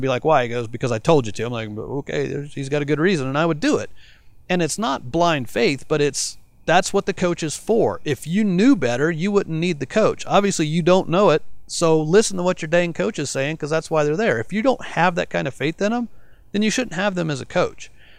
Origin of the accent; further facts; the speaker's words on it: Colorado, United States; also born or lived in Arizona; even though I lived in Arizona, I came from Colorado